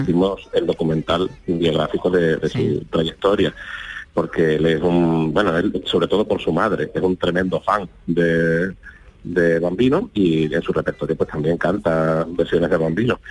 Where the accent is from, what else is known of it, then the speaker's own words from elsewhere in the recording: Huelva, Andalusia, Spain; yo soy de Huelva